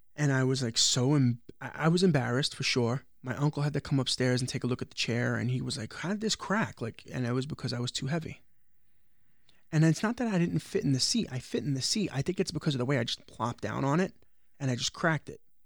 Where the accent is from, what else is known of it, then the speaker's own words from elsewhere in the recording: New York City, New York, United States; I grew up in the projects of Brooklyn, which I know you don't consider Brooklyn, but everybody knows that I come from Brooklyn, New York, which is Starrett City.